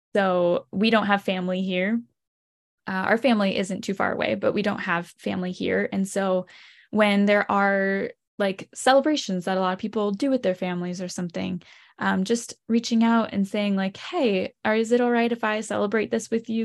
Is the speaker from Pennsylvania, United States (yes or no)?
yes; Lancaster, Pennsylvania, United States; I grew up in Lancaster, Pennsylvania